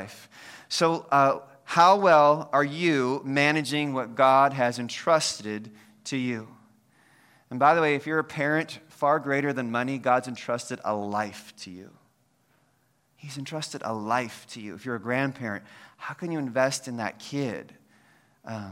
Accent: United States; I'm an American

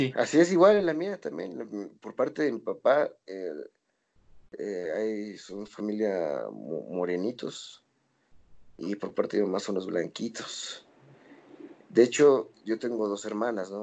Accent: Toluca, State of Mexico, Mexico; somos de Toluca, somos blancos y somos privilegiados

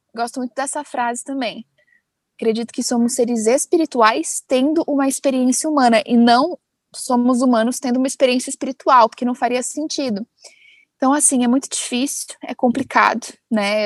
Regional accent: Amparo, São Paulo, Brazil; also born or lived in United States; eu sou do interior de São Paulo, uma cidadezinha, de uma cidadezinha chamada Amparo

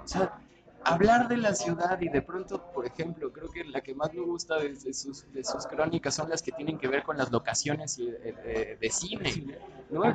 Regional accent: Mexico City, Mexico; Nazco en la Ciudad de México un 16 de diciembre de 1989

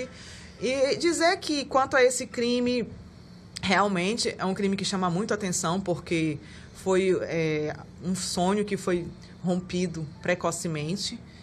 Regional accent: Amapá, Brazil; also born or lived in Pará; now in Manaus, Brazil; Quando eu cheguei em Manaus, eu sou amapaense, então uhum. eu morei também na, no Pará

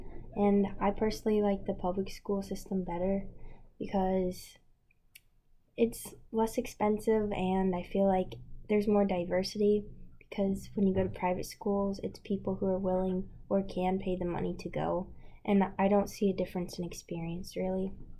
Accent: Maine, United States; also born or lived in Tennessee; now in Massachusetts, United States; I grew up in Maine, and I went to Catholic school, and then I moved to Tennessee, and I went to a private school. And now I'm here in Massachusetts

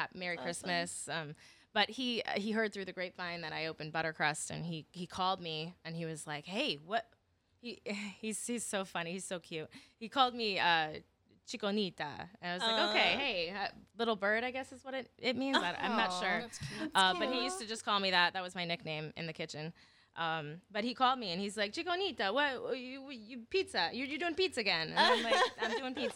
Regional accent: Connecticut, United States; moved away; I'm from Connecticut, and I started working my first job. I stayed there for 4 years

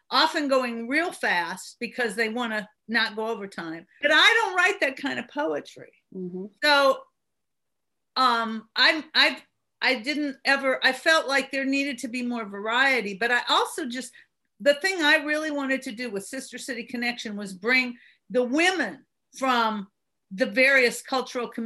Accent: Berkeley, California, United States; now in Birmingham, United States; I, I moved here from Berkeley, California, back in the '70s

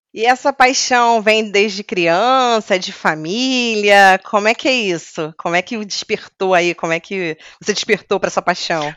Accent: Rio de Janeiro, Brazil; Eu sou carioca

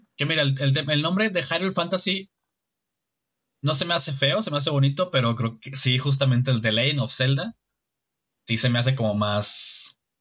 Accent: Mexico; como ciudadano mexicano, como representante del país

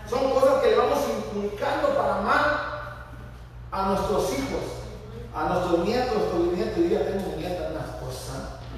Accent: Guerrero, Mexico; Yo, yo nací en Guerrero, se llama Penatlán, ahí cerca de Estampas

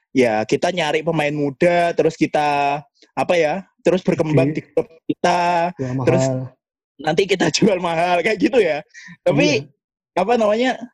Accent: East Java, Indonesia; accent: East Javanese; Jadi perkenalkan saya yang medok Jawa Timuran ini

